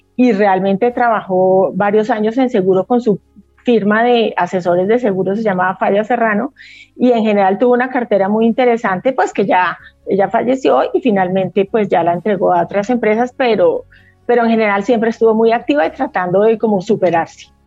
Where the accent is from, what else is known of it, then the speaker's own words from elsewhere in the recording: Huila, Colombia; como somos del Huila, teníamos una finca ganadera y cultivábamos arroz